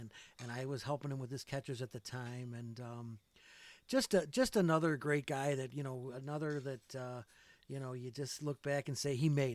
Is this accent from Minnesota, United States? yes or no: no; West Side, New York, United States; I'm from the West Side